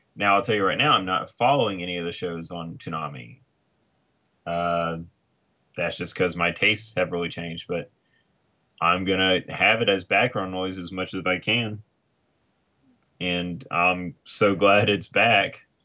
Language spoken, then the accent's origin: English; United States; as an American